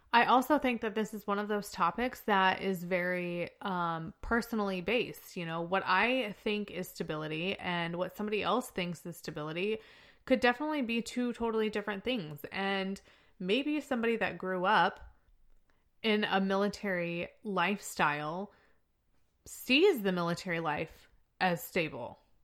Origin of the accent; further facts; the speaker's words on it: Chester, Illinois, United States; moved away; I'm from Chester, Illinois because of the stability that I had growing up